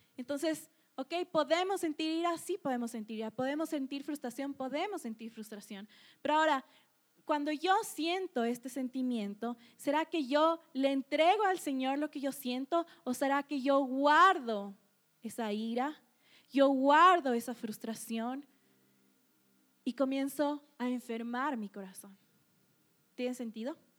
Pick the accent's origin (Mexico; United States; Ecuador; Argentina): Ecuador; nosotros como cultura ecuatoriana